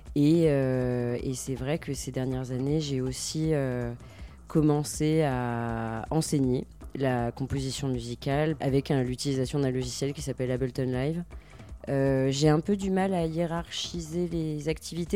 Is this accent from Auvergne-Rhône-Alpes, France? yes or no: yes; Lyon, Auvergne-Rhône-Alpes, France; je suis lyonnaise d'origine et je vis toujours à Lyon